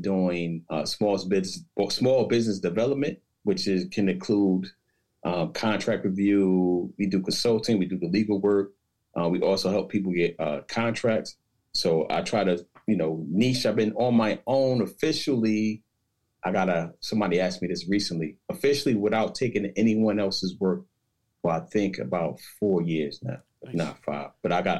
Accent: Paterson, New Jersey, United States; also born or lived in Newark, New Jersey / Trenton, New Jersey / East Windsor, New Jersey; I'm originally from Paterson, New Jersey. So I spent my early childhood from birth to 12 between Paterson.

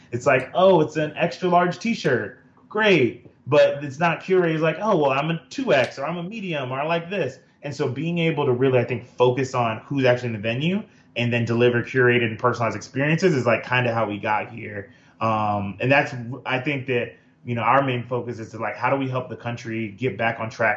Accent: United States; as like a Black American and a Black founder

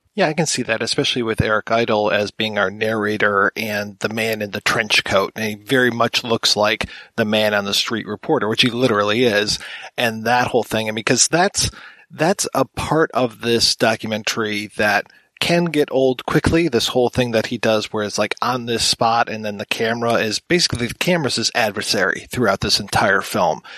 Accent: United States; being an American

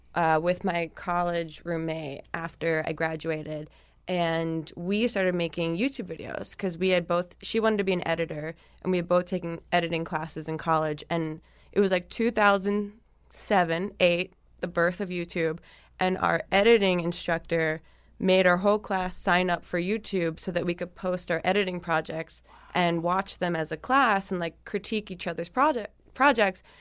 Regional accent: New Jersey, United States; moved away; I'm from New Jersey originally

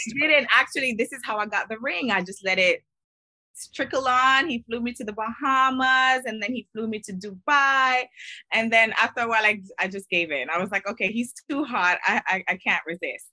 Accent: Miami, Florida, United States; I'm originally from Miami

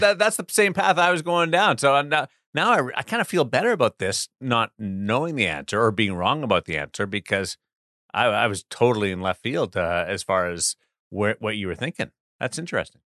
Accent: Brandon, Manitoba, Canada; growing up in Brandon

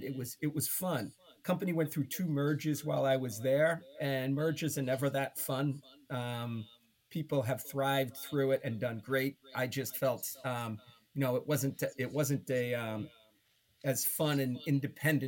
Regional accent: Boston, Massachusetts, United States; growing up in Boston, in the Boston area

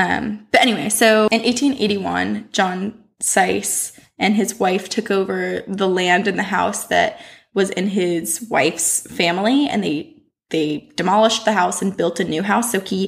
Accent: Vermont, United States; I'm from Vermont, but my mom, she grew up in Portsmouth, New Hampshire.

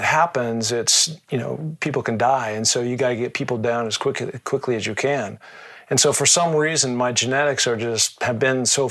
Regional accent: Seattle, Washington, United States; being from the Northwest, growing up in Seattle, it's pretty mountainous

